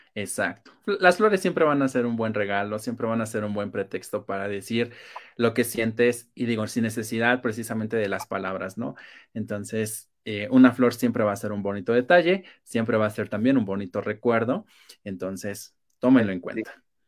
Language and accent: Spanish; Mexico; como buenos mexicanos